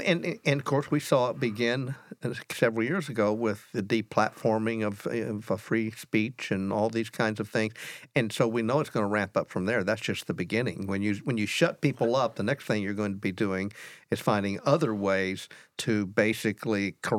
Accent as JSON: {"language": "English", "country": "United States", "said": "I am an American."}